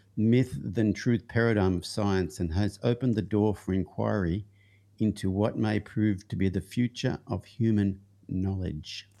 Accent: Young, New South Wales, Australia; the town I grew up in it wa, is called Young, but its original name was Lamming Flat.

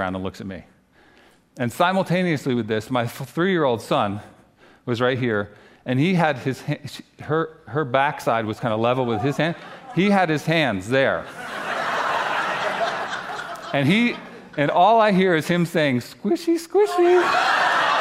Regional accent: New Jersey, United States; moved away as an adult; also born or lived in North Carolina; I grew up here in New Jersey, but we spent the last 9 years down in North Carolina

